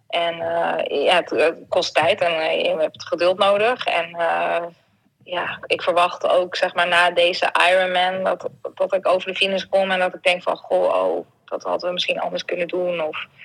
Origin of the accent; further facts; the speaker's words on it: Netherlands; moved away; ik ben een Hollander